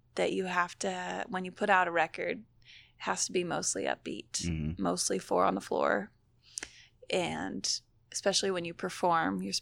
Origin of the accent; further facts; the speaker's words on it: Portugal; moved away as an adult; now in Charlotte, United States; I grew up in Portugal